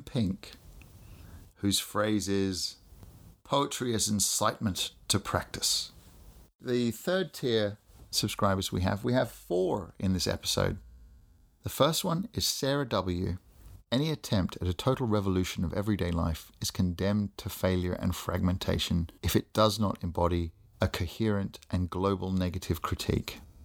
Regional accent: Australia; I grew up in Australia, as people may be able to pick from my my voice

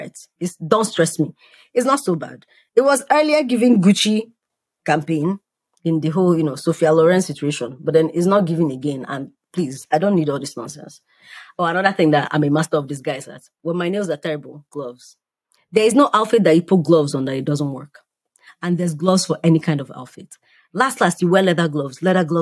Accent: Nigeria; moved away; I come from Nigeria

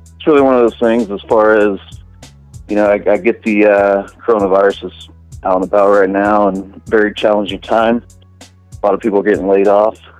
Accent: Tampa, Florida, United States; moved away; I'm originally from Tampa, Florida

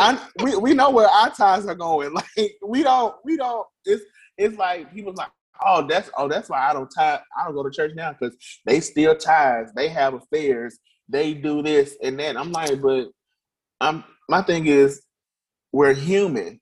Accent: Birmingham, Alabama, United States; I'm a native of Birmingham, Alabama. Um, I've been here all my life

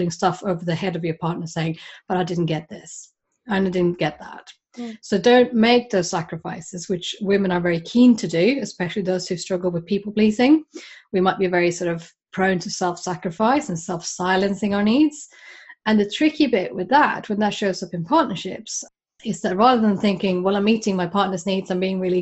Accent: Sweden; now in United Kingdom; I'm originally from Sweden

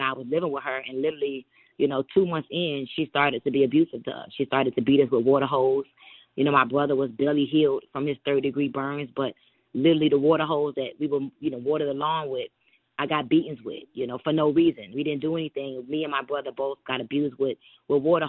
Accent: Miami, Florida, United States; also born or lived in New York; I was actually born in New York, but, you know, I was raised in Miami, so I claim Miami

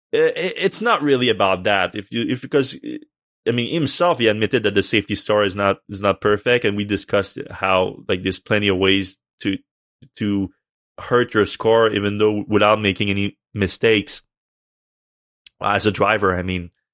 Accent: Canada; I'm Canadian

